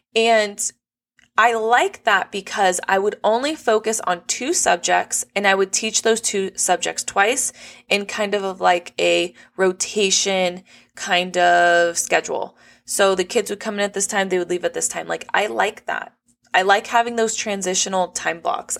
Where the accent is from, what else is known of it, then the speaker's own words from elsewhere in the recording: Los Angeles County, California, United States; on the very border end of Los Angeles County. So, the cost of living's low 'cause not that many people, like, really wanna live here, but I grew up here my whole life